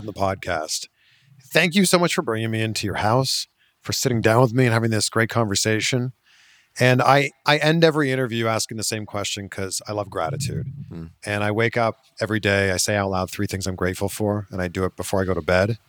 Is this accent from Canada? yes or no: yes; Canada; a fellow Canadian